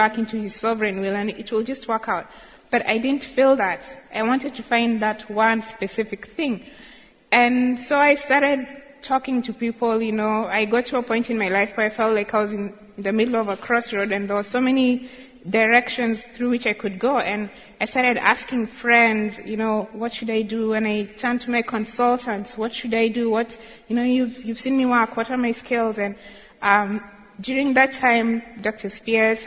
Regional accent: Kericho, Kericho County, Kenya; I grew up in Kericho, which is Tea Country, about 1 hour drive from Tenwick

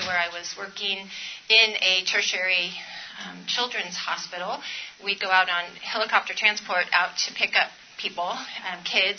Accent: California, United States; I'm from California, so that is the Sierra Nevada right there, up near Mammoth

